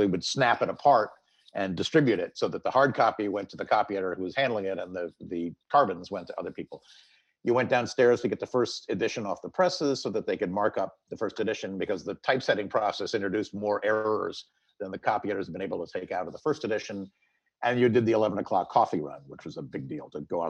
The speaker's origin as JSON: {"language": "English", "region": "California", "country": "United States", "moved": "as an adult", "said": "I was from California"}